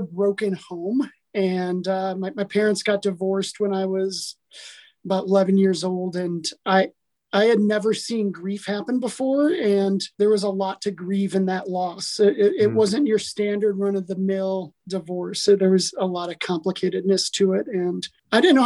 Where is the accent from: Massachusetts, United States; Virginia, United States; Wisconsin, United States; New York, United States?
Wisconsin, United States; Milwaukee; moved away; also born or lived in St. Louis / Denver, Colorado; I grew up in Milwaukee, Wisconsin, this just lonely kid, depressed kid in America